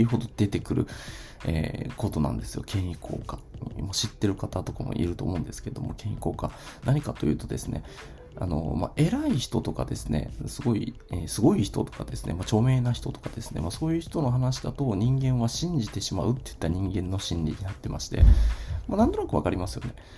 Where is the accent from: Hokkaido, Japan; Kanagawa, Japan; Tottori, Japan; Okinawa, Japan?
Okinawa, Japan; Ishigaki; 僕はですね、あの、沖縄の石垣島出身なんですけど